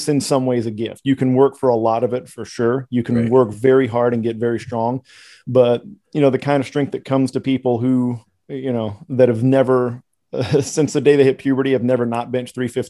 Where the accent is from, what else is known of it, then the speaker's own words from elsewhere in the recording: Texas, United States; I am Texan